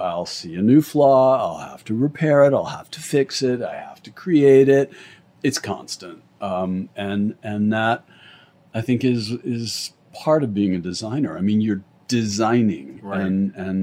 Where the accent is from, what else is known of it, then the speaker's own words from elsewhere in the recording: Santa Fe, New Mexico, United States; also born or lived in London; now in Los Angeles, United States; I grew up in Santa Fe